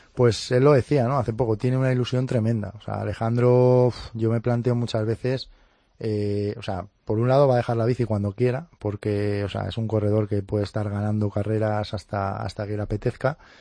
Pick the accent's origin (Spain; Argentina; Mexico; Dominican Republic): Spain; Cangas, Asturias; en mi cangas natal, en mi pueblo, allí en Asturias